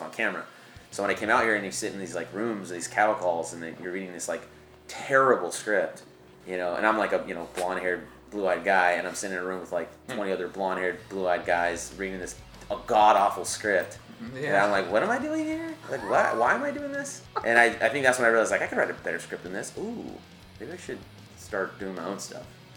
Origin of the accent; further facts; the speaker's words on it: Lompoc, California, United States; moved away; A lovely little town called Lompoc